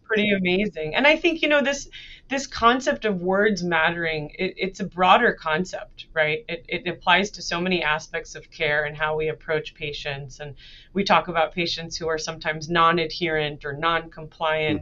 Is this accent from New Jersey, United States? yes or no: yes; New Jersey, United States; I was born and raised in United States. I uh, grew up mainly in New Jersey